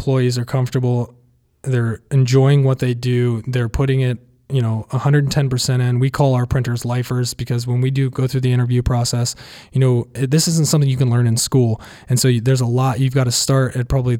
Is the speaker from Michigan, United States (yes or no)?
no; Athens, Ohio, United States; now in Columbus, United States; growing up in Athens